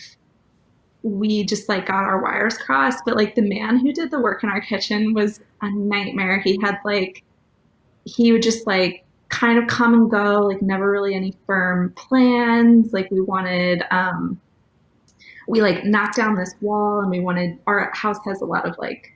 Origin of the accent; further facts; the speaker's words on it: St. Louis, Missouri, United States; also born or lived in New York; We're both from the St. Louis area